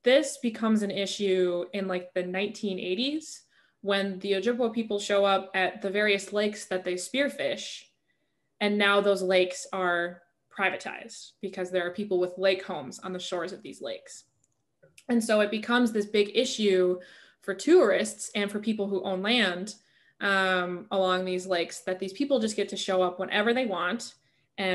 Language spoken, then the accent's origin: English; Eau Claire, Wisconsin, United States; I'm from Eau Claire, Wisconsin, which is northwestern Wisconsin.